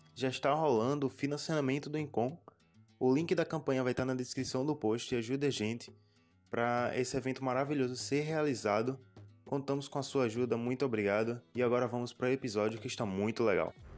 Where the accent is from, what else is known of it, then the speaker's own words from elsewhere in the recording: Sergipe, Brazil; eu sou de Sergipe